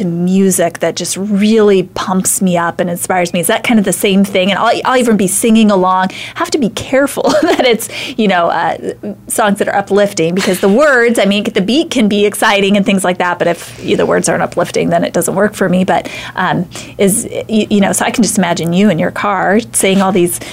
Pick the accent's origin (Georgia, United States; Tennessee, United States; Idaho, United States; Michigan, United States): Idaho, United States; I'm from Idaho